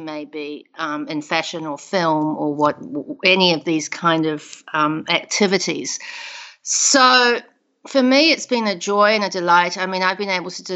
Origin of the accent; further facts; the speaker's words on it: South Island, New Zealand; moved away as an adult; now in United States; I grew up in New Zealand, in the South Island of New Zealand.